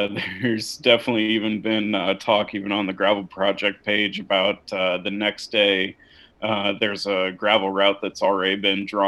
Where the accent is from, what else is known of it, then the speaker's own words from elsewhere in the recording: Redfield, United States; my hometown of Redfield